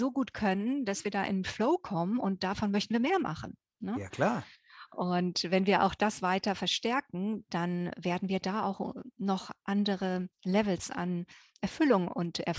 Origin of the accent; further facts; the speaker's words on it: Germany; ihr hört es ja an meinem Akzent. Ne? Äh, ich bin äh, in Deutschland aufgewachsen und äh, auf dem Land ganz wohl behütet